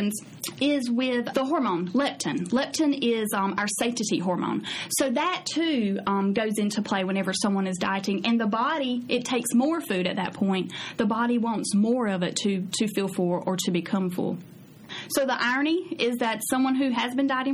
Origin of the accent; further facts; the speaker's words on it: United States; as an American